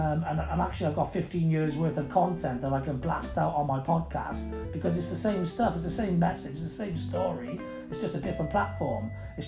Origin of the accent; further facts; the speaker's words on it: United Kingdom; I'm a Brit myself, you know, but I am a Brit. I'm not a Welshman or an Englishman or Irishman